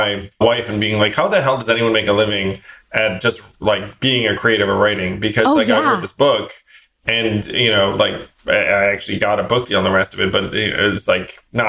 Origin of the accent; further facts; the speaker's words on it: northern Westchester, New York, United States; also born or lived in Schenectady, New York; Was born in Schenectady, New York, which is upstate. And then I grew up largely in a suburb in northern Westchester.